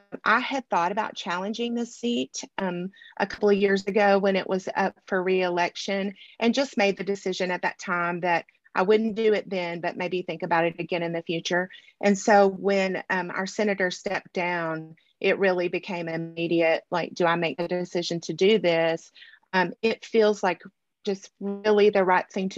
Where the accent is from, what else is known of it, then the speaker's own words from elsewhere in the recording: Dermott, Arkansas, United States; also born or lived in Monticello, Arkansas; I was born in Southeast Arkansas in Dermott. Grew up in Southeast Arkansas, graduated from Monticello High School